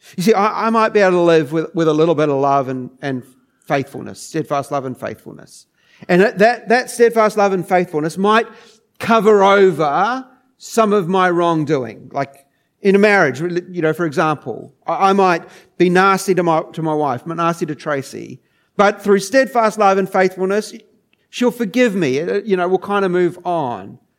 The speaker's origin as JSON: {"language": "English", "country": "New Zealand", "tie": "born or raised there", "moved": "as an adult", "lives_now": "Geelong, Australia", "said": "I, I grew up in New Zealand"}